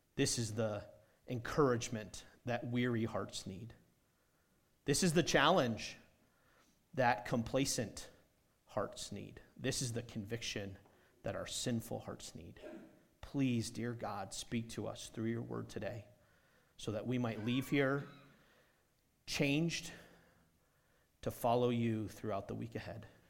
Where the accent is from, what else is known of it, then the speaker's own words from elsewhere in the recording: New Hampshire, United States; moved away as an adult; also born or lived in South Carolina / Indiana; I grew up in New Hampshire